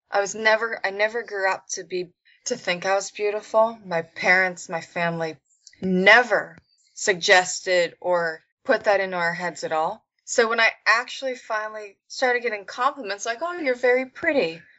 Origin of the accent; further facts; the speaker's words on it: Pennsylvania, United States; In Pennsylvania.